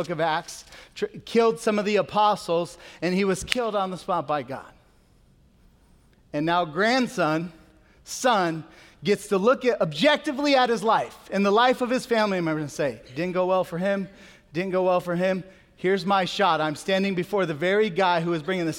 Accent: United States; we are American and we're mostly Christian

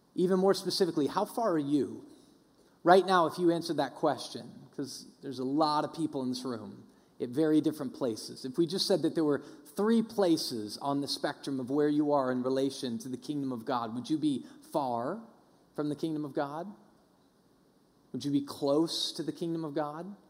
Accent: Denver, Colorado, United States; I grew up in Denver

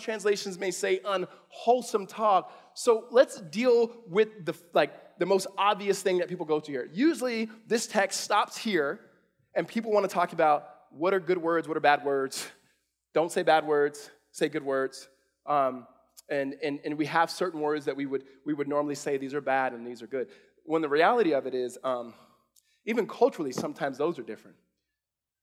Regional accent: California, United States; my mom is born and raised in Mississippi, raised us in California

